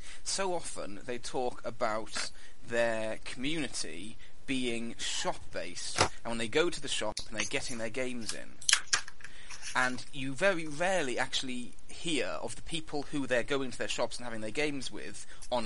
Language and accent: English; United Kingdom; being a Brit myself